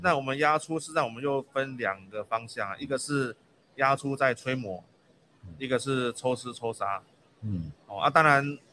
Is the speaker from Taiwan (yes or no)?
yes; Taiwan; 我们台湾人